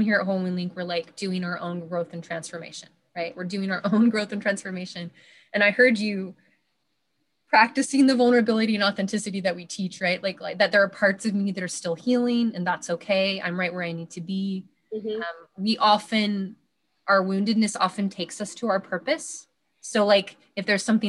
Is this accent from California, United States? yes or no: no; Washington, United States; my hometown here in Washington State